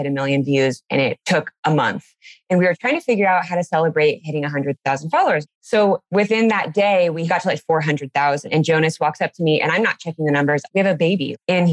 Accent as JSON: {"language": "English", "town": "Anaheim", "region": "California", "country": "United States", "tie": "born or raised there", "moved": "yes", "lives_now": "Nebraska, United States", "said": "I grew up in California, in Anaheim"}